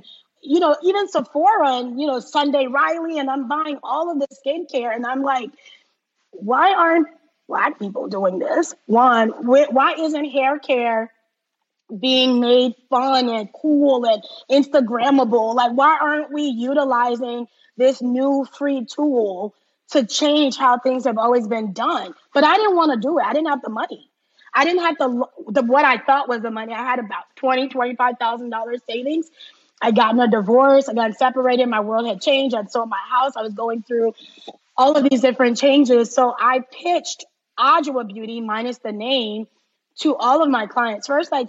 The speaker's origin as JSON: {"language": "English", "country": "Liberia", "tie": "born there", "said": "And as you said, I was born in Liberia, so I'm half Liberian and half Ghanaian. My dad was from Ghana."}